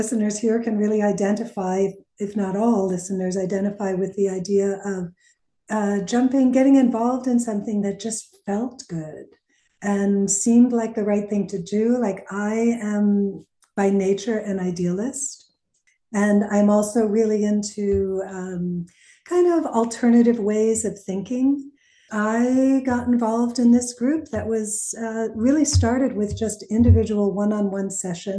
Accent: Northeast, United States; I'm from the Northeast

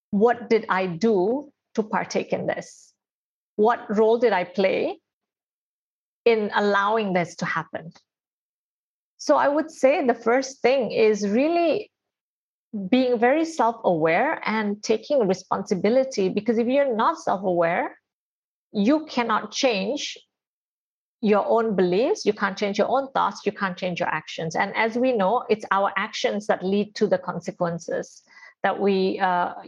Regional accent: India; I am Indian and I'm a girl and I'm born in an Indian family where I have eight siblings

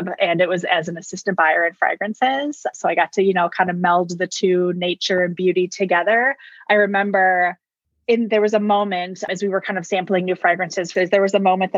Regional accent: Wisconsin, United States; now in Arizona, United States; I'm originally born and raised in Wisconsin. And actually moved to Arizona about 11 years ago

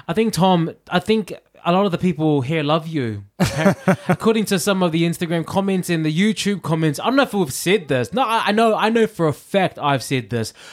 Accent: New Zealand; I'm from New Zealand

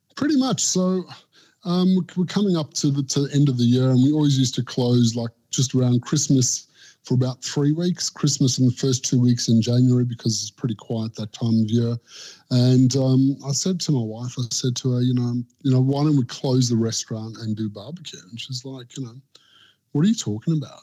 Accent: South Africa; now in Australia; growing up in South Africa and moving to Australia

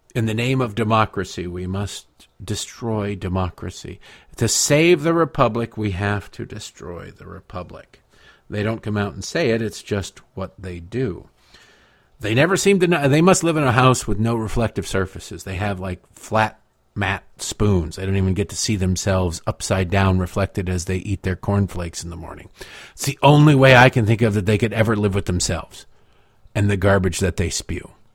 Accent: Detroit, Michigan, United States; growing up in Detroit

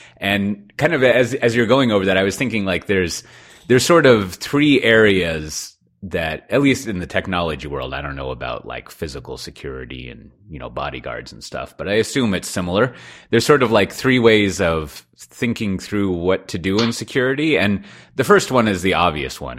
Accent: Austin, Texas, United States; I'm from Austin

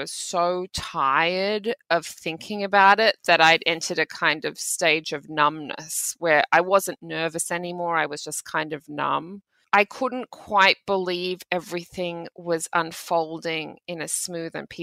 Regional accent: Australia; I grew up in Australia in the 1990s.

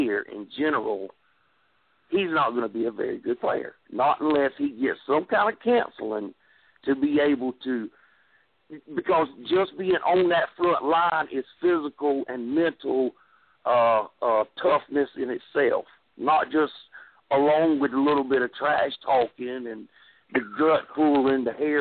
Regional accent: South Carolina, United States; I'm from South Carolina

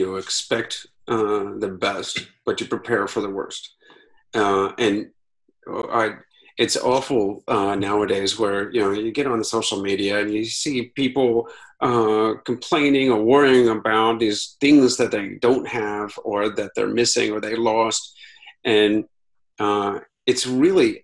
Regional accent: Akron, Ohio, United States; moved away as an adult; also born or lived in Italy; I ran my hometown Akron Marathon on the same week as my 20th high school reunion

